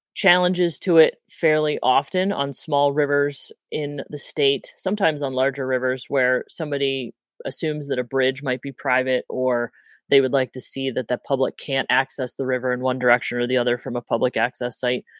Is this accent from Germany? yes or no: no; Midwest, United States; moved away as an adult; now in Montana, United States; I grew up in the Midwest